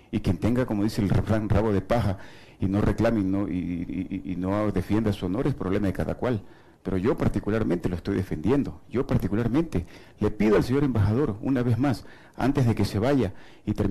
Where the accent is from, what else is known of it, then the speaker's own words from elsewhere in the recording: Ecuador; nos llama la atención a todos nosotros como ecuatorianos que estamos solos, estamos abandonados